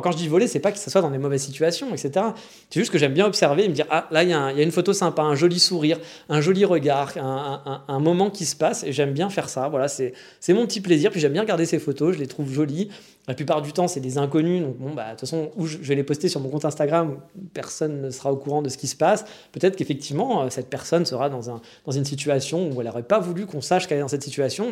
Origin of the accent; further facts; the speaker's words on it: France; accent: franchouillard (French accent in English); je tiens à mon accent de merde franchouillard